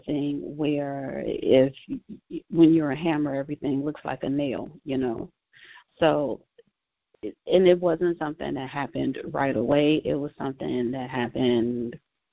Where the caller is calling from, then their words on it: Indiana, United States; I am calling from Indiana